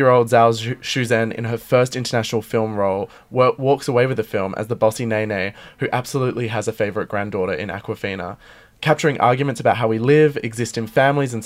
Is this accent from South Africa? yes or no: no; Adelaide, South Australia, Australia; I love homegrown produce because I'm from Adelaide